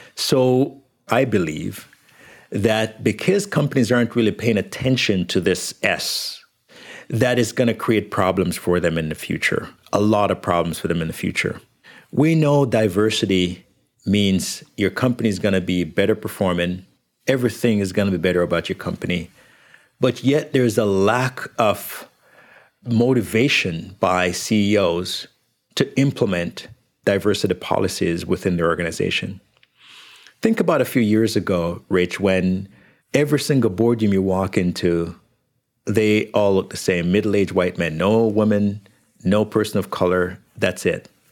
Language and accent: English; Jamaica; now in Canada; When I was growing up in Jamaica